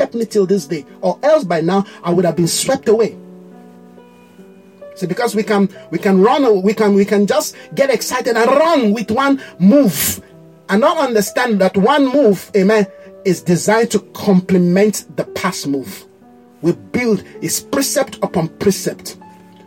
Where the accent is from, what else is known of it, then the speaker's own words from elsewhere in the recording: Nigeria; the pride of who you are as a Nigerian. You know, my people are very proud